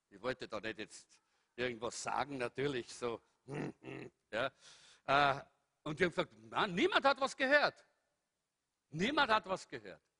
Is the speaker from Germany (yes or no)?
no; Salzburg, Austria; ich bin immer so durch Salzburg, ich bin ein Salzburger, nicht? Bin so durch Salzburg gesaust